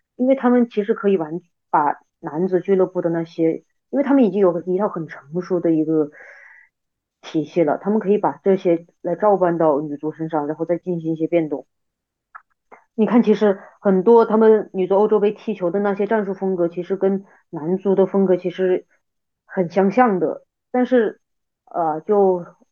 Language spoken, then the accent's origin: Chinese; Yueyang, Hunan, China; moved away as an adult; now in Beijing, China; 我湖南岳阳我老家嘛，它有一个大学叫湖南理工学院